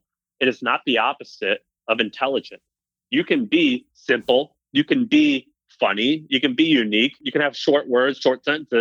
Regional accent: Missouri, United States; also born or lived in Tennessee / California; now in San Francisco, United States; I was raised in Missouri

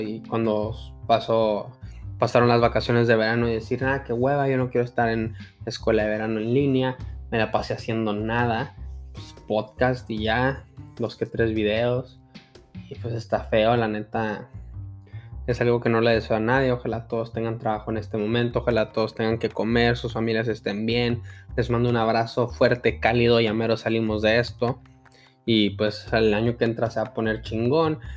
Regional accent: El Paso, Texas, United States; now in Fort Worth, United States; voté en la ciudad de El Paso, Texas, de donde soy nativo

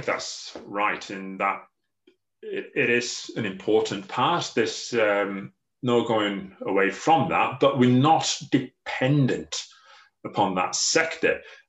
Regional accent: Anglesey, Wales, United Kingdom; Yeah, so I was born here on Anglesey, born in Holyhead Hospital, and grew up on the island as well. And as you said, grew up on the family beef and sheep farm.

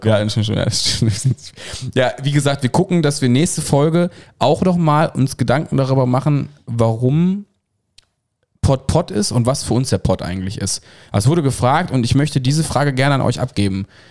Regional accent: Cologne, North Rhine-Westphalia, Germany; Ich bin ja in Köln geboren, wie ihr wisst, deswegen habe ich da ähm, ja, ja die so Großstadt, die Großstadt im Background

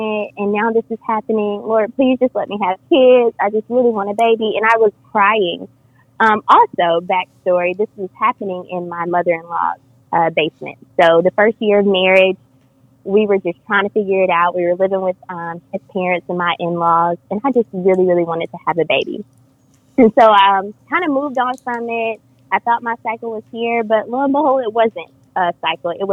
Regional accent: Griffin, Georgia, United States; I'm from Griffin, Georgia

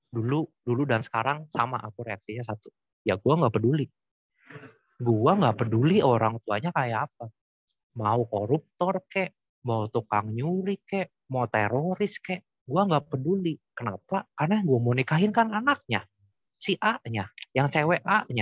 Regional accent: Cirebon, West Java, Indonesia; kalau di kampung halaman aku tuh di ini Cirebon ada ada satu stigma bahwa yang mengatakan kalau orang Cina di Cirebon pasti saling mengenal.

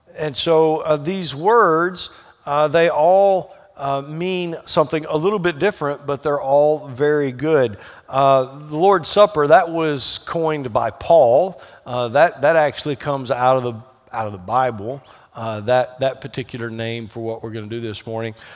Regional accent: the South, United States; accent: Southern twang; I grew up in the South, and I, my background is Southern Baptist

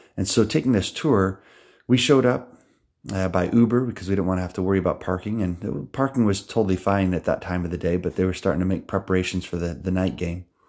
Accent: United States; I'm from New York

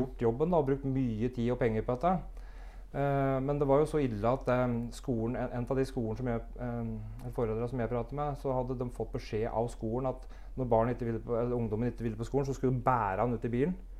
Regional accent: Brumunddal, Innlandet, Norway; Jeg er født og oppvokst i Brumunddal

